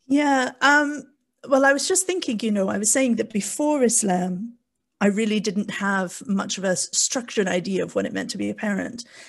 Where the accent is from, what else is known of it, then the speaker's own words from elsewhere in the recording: Canada; moved away as an adult; also born or lived in South Wales, United Kingdom; now in Wales, United Kingdom; as you can probably tell from my bizarre accent, I'm born and raised in Canada, but I've been in the U K for, oh gosh, the last twenty-three, twenty-four years